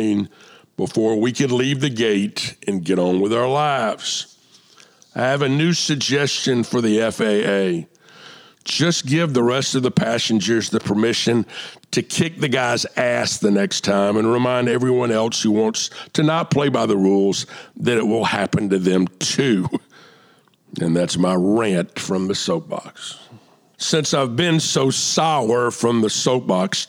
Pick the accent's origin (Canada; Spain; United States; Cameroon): United States; Atlanta, Georgia; moved away; also born or lived in San Antonio, Texas / Plano, Texas; I grew up in Atlanta, and my Krispy Kreme was on Ponce de Leon Avenue